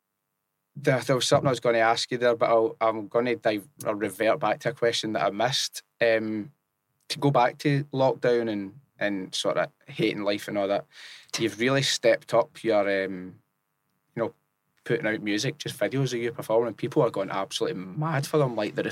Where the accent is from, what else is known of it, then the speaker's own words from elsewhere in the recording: Scotland, United Kingdom; accent: Scottish; having a Scottish accent